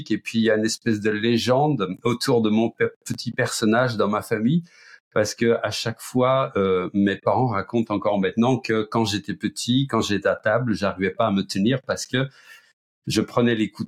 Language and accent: French; Flanders, Belgium; accent: Belgian; now in France; je suis belge d'origine, flamand, mais ça fait très longtemps que j'habite euh, en France. Ça fait 38 ans que j'habite dans la région parisienne, donc il y a prescription. J'ai d'ailleurs perdu mon accent belge.